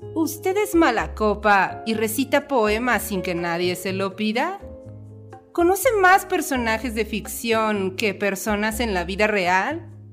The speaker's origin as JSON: {"language": "Spanish", "area": "Chilango", "region": "Mexico City", "country": "Mexico", "said": "somos chilangos que no soportan el calor"}